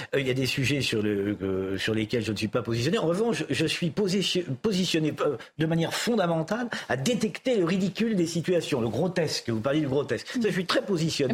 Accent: Châtellerault, Nouvelle-Aquitaine, France; je suis né en province, à Châtellerault

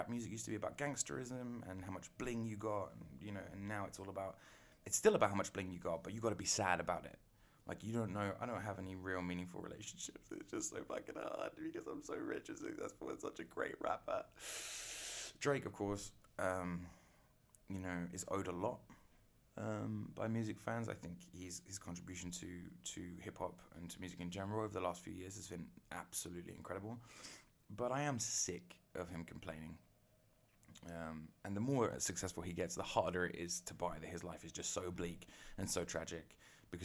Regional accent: England, United Kingdom; I'm English

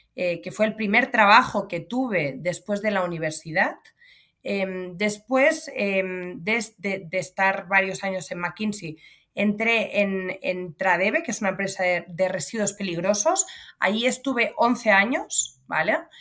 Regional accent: Pineda de Mar, Catalonia, Spain; yo nací y crecí en un pueblo de playa en el norte de Barcelona, en Pineda de Mar.

